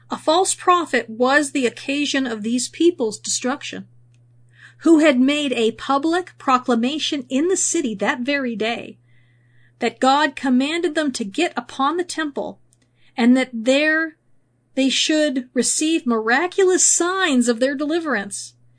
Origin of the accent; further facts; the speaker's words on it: California, United States; moved away; also born or lived in Missouri; I grew up in California, and I went through several earthquakes